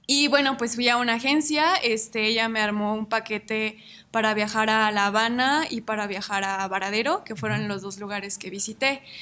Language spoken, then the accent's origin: Spanish; Ario de Rosales, Michoacán, Mexico; born there; now in Morelia, Mexico; nací en Ario de Rosales, actualmente vivo en la ciudad de Morelia.